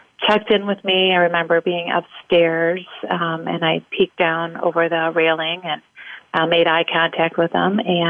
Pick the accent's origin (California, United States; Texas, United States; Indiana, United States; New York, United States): Indiana, United States; we are from the Midwest. Like you said, we're from Indiana